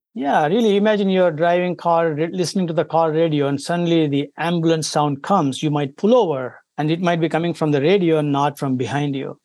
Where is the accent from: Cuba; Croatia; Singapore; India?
India; moved away as an adult; now in United States; I come from India originally